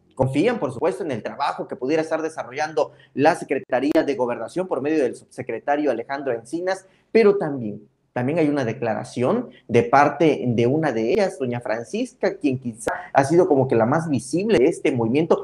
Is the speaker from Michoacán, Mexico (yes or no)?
no; Tuxtla Gutiérrez, Chiapas, Mexico; como tuxlecos, como chiapanecos, como mexicanos